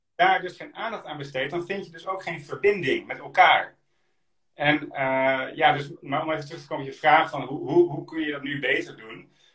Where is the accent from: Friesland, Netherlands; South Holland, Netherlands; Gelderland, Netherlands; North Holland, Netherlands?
Friesland, Netherlands; also born or lived in Drenthe / Groningen; ik, ben, geboren in Drenthe, opgegroeid in Friesland en ik gestudeerd in Groningen. Ik ben een echte Noordeling